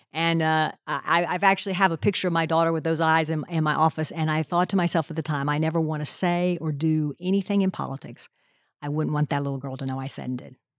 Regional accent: Pennsylvania, United States; moved away as an adult; now in Tennessee, United States; I grew up in Pennsylvania

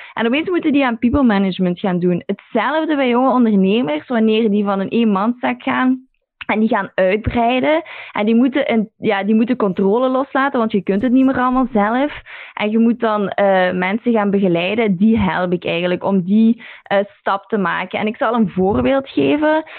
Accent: Belgium; moved away as an adult; also born or lived in London; als Belg

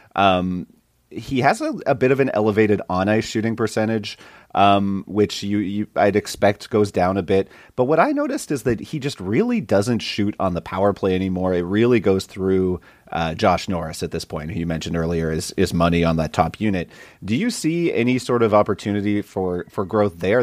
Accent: Saint John, New Brunswick, Canada; my hometown, Saint John's Sea Dogs

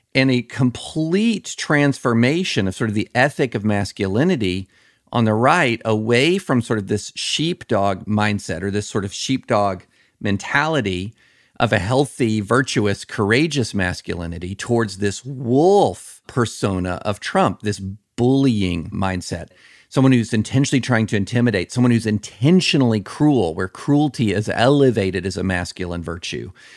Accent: the South, United States; growing up in the South

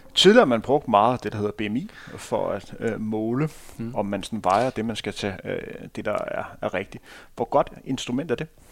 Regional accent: Denmark; som dansker

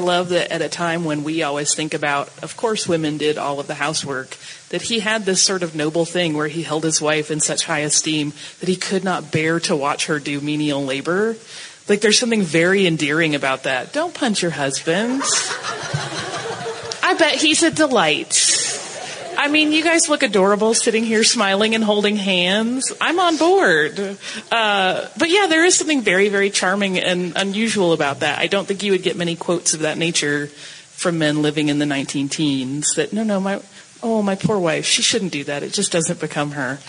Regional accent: Atlanta, Georgia, United States; I'm from Atlanta.

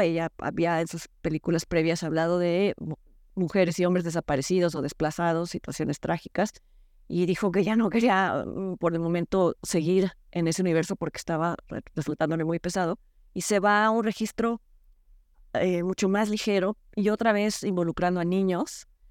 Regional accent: Mexico; nosotros como mexicanos

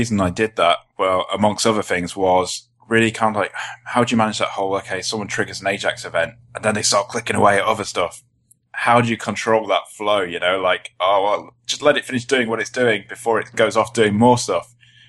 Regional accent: South East England, United Kingdom

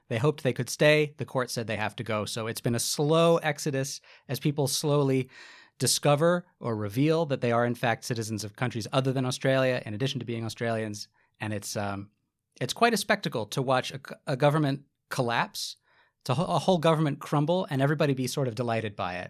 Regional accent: United States; I'm a white man, I'm from America

